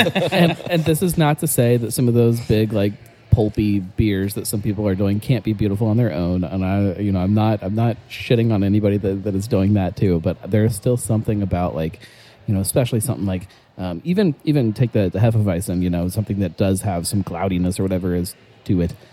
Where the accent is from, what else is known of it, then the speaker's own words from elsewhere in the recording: Cleveland, Ohio, United States; hey man, I'm from Cleveland